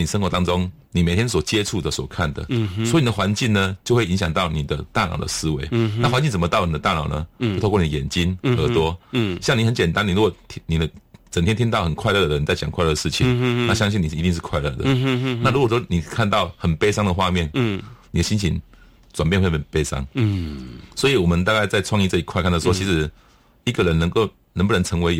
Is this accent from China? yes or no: no; Tainan, Taiwan; 因为我在安平成长啊。